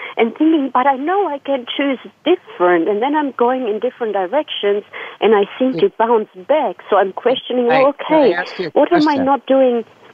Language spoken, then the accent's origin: English; Serbia; English is a second language; also born or lived in Germany; now in Australia; I'm from Yugoslavia, Serbia